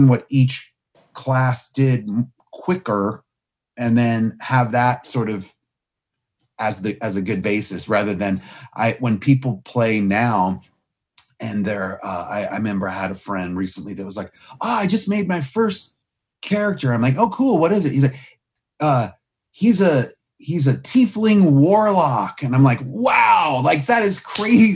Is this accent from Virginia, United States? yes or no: yes; Clifton, Virginia, United States; I grew up in Clifton, Virginia, which is close enough to DC